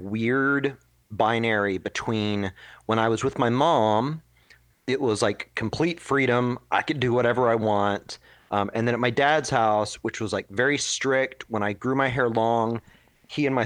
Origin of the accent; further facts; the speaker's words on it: Dallas, Texas, United States; now in Portland, United States; This is in Texas. I grew up in Dallas, Texas